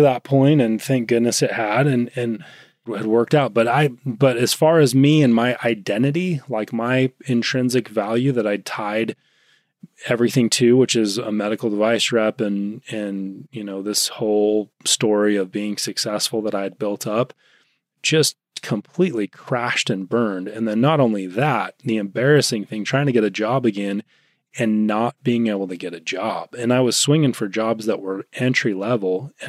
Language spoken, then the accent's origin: English; Utah, United States; I grew up in Utah.